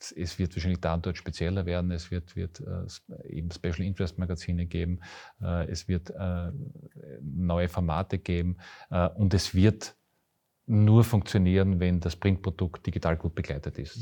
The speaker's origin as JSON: {"language": "German", "town": "Graz", "region": "Styria", "country": "Austria", "said": "ich bin Grazer mit. Herz und Seele"}